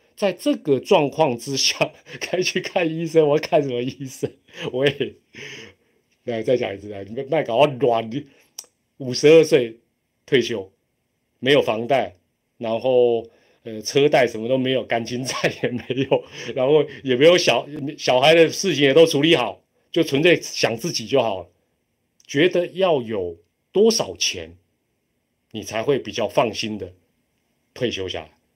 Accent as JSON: {"language": "Chinese", "country": "Taiwan", "said": "我们是台湾人嘛"}